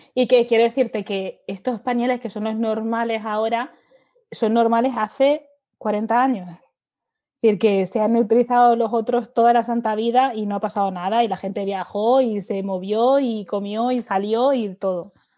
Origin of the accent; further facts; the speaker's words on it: Seville, Andalusia, Spain; moved away as an adult; also born or lived in Dubai; yo viniendo de Sevilla y siendo andaluza